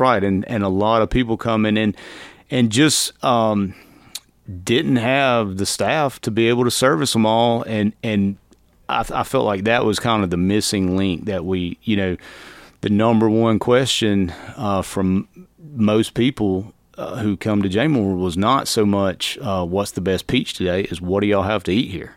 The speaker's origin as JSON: {"language": "English", "town": "Alto", "region": "Georgia", "country": "United States", "said": "I'm from Alto, from L.A."}